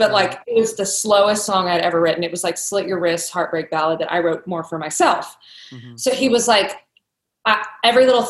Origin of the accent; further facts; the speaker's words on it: Kentucky, United States; When I was growing up in Kentucky